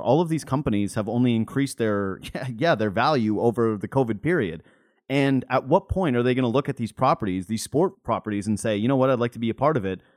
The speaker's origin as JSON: {"language": "English", "town": "Whitehorse", "region": "Yukon", "country": "Canada", "moved": "yes", "lives_now": "Ontario, Canada", "said": "I'm from White Horse Yukon"}